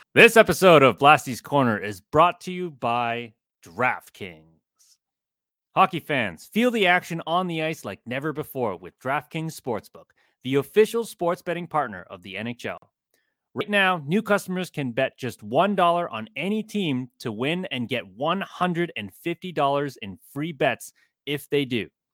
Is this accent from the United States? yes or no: yes; Chicago, Illinois, United States; born or raised there